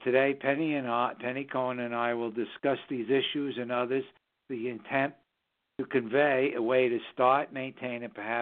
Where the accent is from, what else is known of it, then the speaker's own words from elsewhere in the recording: New York City, New York, United States; now in Southern Hudson Valley, United States; we broadcast from the Southern Hudson Valley region of New York State, which is the northern suburbs of New York City, my hometown.